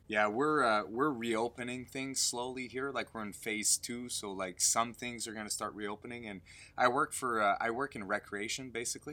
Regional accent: Canada; I'm French Canadian as well

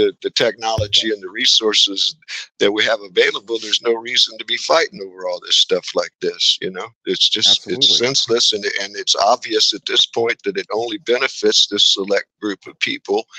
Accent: Texas, United States; I'm an American, and that I'm a, you know, Texan

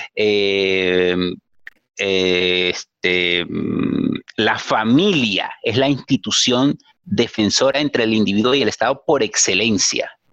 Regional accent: Venezuela; soy venezolano

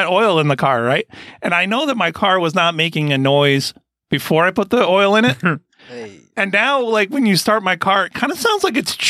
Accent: Fairport, New York, United States; also born or lived in Rochester; But I was born in Fairport. Well, I was born in Rochester, yeah

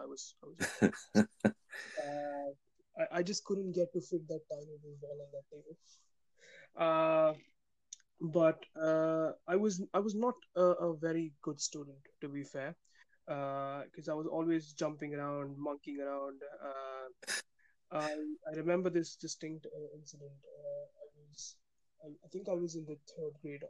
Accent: Mumbai, Maharashtra, India; moved away; I was born in Mumbai

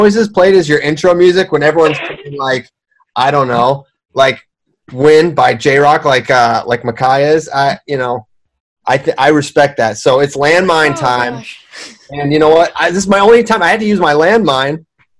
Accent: Virginia, United States

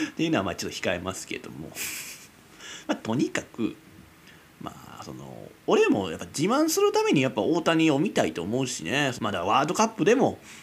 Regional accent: Kizugawa, Kyoto, Japan; 俺のその生まれ育ったね木津川市

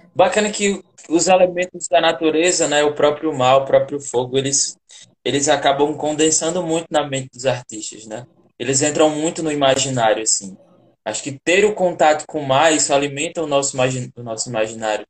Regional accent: Janduís, Rio Grande do Norte, Brazil; moved away as an adult; eu que venho do sertão profundo aqui do estado, né? Sou do estado de Janduís, lá interiorzão mesmo, Médio Oeste, seca.

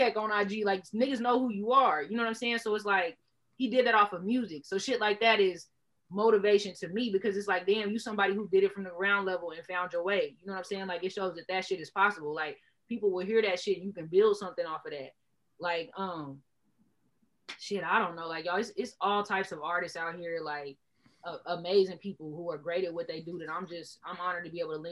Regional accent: Enid, Oklahoma, United States; I rapped in Enid my whole life

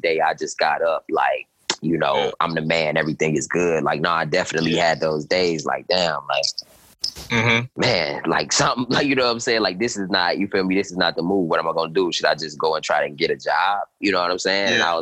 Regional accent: Cleveland, Ohio, United States; moved away as an adult; also born or lived in Atlanta, Georgia; my hometown, Cleveland, Ohio

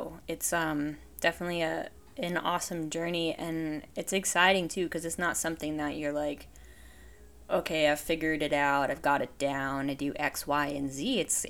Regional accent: Vermont, United States; So I grew up in Vermont, and I just kind of grew up in a small mountain town.

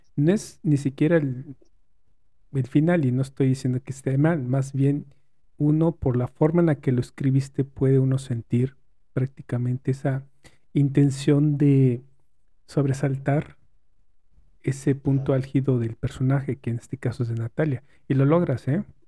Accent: Mexico; como mexicano

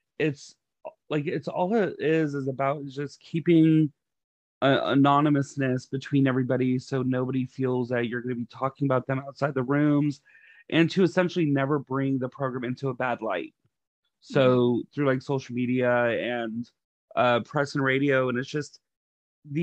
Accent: Texas, United States; I am a podunk from Texas

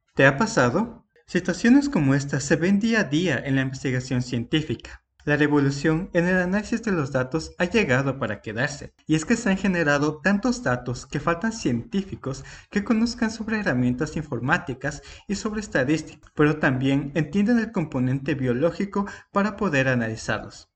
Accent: Ecuador; yo soy de Ecuador

